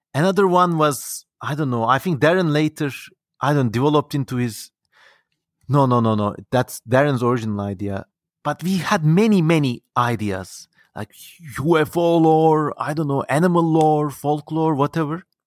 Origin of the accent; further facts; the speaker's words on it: Ankara, Turkey; growing up in Turkey